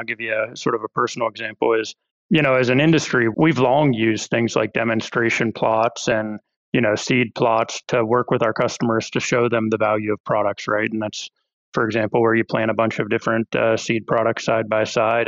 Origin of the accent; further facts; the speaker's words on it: Ohio, United States; moved away as an adult; I grew up farming in Ohio. My family's got a fourth generation corn and soy farm over there